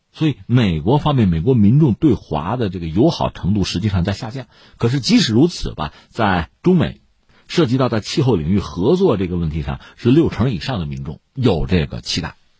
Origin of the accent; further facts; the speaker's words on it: China; 对我们中国人来讲